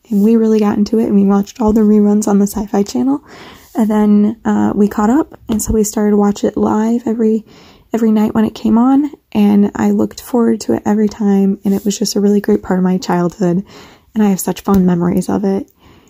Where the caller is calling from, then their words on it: Bloomington, Illinois, United States; I am from Bloomington, Illinois.